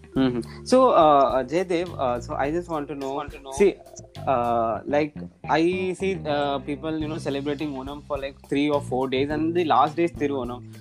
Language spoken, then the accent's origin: English; Tamil Nadu, India; i even being a tamilian